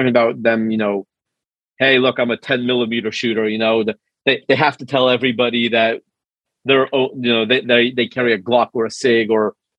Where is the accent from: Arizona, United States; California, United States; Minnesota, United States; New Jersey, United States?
California, United States; Los Angeles; now in Texas, United States; I'm from Los Angeles originally